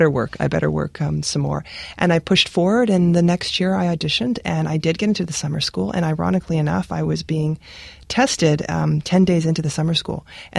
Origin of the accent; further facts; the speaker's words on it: Regina, Saskatchewan, Canada; Yes, I was born in Regina.